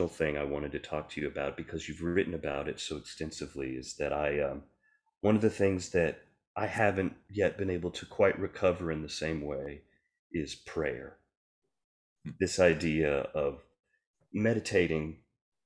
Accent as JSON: {"language": "English", "region": "the South", "country": "United States", "tie": "born or raised there", "said": "I grew up in the Christian church, Church of Christ in the South, very young"}